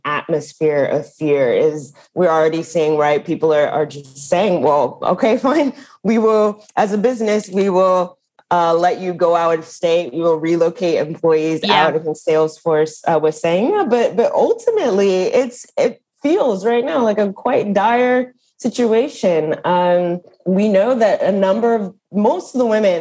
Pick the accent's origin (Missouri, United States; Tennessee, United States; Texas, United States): Texas, United States; Dallas; moved away as an adult; also born or lived in Washington, D.C.; Texas, which is actually my home state. So I grew up in Dallas, in a suburb of Dallas